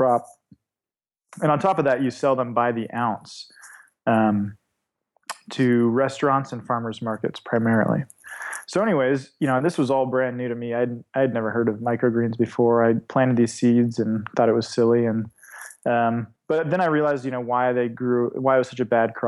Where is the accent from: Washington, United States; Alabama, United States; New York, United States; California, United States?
California, United States; Davis; moved away as an adult; also born or lived in Sweden / Edinburgh, Scotland / Portland; Davis, California. So just right between Lake Tahoe and San Francisco in the valley right there